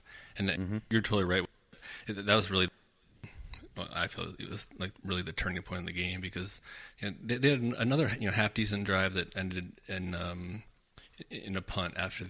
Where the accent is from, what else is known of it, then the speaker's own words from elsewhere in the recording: Washington, United States; the Niners are coming into my hometown, into my backyard this week